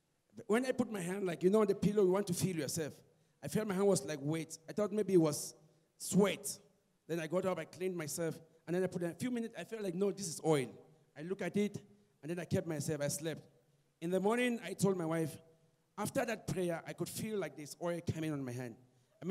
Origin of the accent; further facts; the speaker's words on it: Cameroon; now in Cape Town, South Africa; I'm from Cape Town, originally from Cameroon.